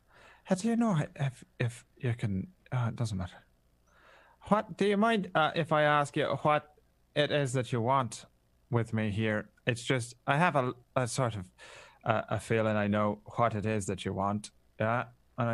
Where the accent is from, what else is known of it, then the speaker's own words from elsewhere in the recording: Ireland; I'm always fine. I'm Irish.